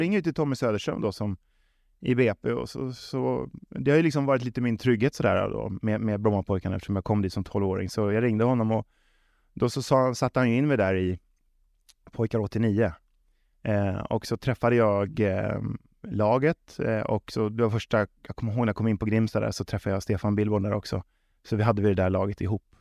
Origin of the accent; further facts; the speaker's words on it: Stockholm, Stockholm County, Sweden; moved away as an adult; also born or lived in Småland / Västervik / Trelleborg / Malmö; jag är uppväxt på tunnelbanan